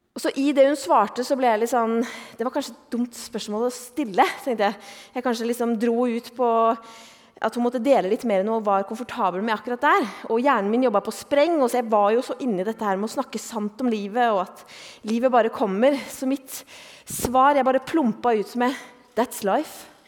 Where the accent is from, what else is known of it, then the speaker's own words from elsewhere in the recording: Eastern Norway, Norway; moved away as an adult; also born or lived in Oslo; now in Bergen, Norway; jeg er jo østlending